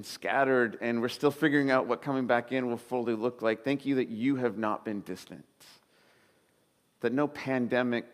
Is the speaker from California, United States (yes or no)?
yes; Southern California, United States; moved away as an adult; now in Sebastopol, United States; I was growing up in Southern California, spent my whole life there, and I took a job right up here in Sebastopol